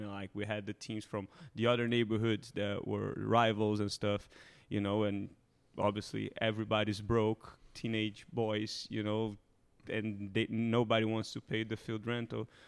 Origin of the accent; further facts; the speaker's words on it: Rio de Janeiro, Brazil; moved away; Rio, my hometown